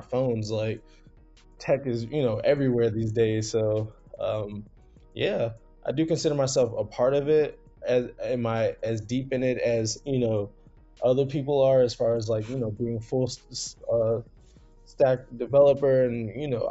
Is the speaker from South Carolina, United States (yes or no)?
yes; South Carolina, United States; moved away as an adult; also born or lived in New Jersey; now in New York, United States; so I was born in Jersey, moved down to South Carolina when I was 7, raised in the South. So I graduated high school in South Carolina.